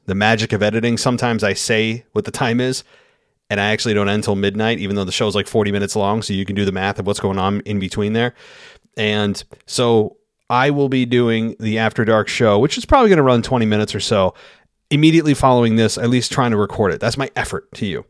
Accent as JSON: {"language": "English", "town": "Albany", "region": "New York", "country": "United States", "tie": "born or raised there", "said": "my hometown of Albany"}